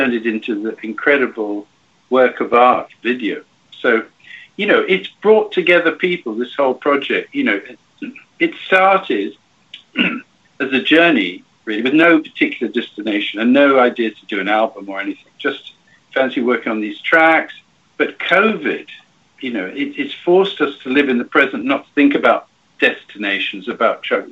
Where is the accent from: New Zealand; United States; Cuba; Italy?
Cuba; moved away; I was brought up in Cuba during the revolution and after for a bit